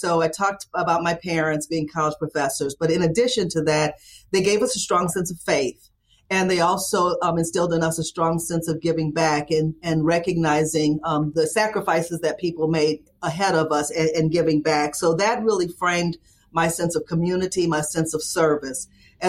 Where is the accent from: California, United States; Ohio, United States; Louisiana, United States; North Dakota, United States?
Louisiana, United States; Baton Rouge; I'm originally from Baton Rouge, Louisiana, and I always tell people if they're looking for the Cajun accent, you might not hear it.